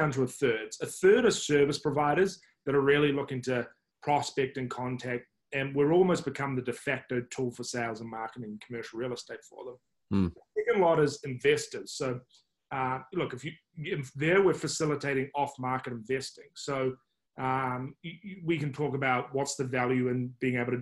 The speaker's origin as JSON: {"language": "English", "country": "New Zealand", "moved": "yes", "lives_now": "United States", "said": "you can probably judge by my accent. I'm not from the States, I'm from New Zealand originally."}